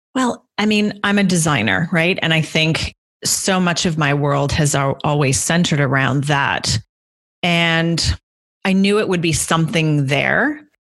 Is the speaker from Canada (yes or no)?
yes; Guelph, Ontario, Canada; moved away as an adult; also born or lived in London, United Kingdom / Copenhagen, Denmark; now in Toronto, Canada; I'm originally from Guelph, which is about an hour outside of Toronto